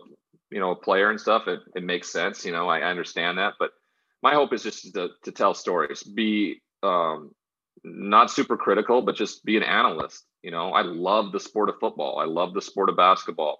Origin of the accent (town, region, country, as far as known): Great Falls, Montana, United States; born or raised there; moved away as an adult; also born or lived in Washington State / San Diego